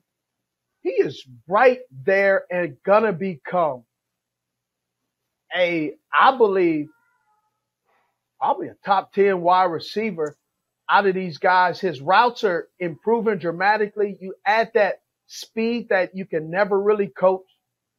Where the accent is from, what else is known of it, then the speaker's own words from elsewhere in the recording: California, United States; I'm from Cali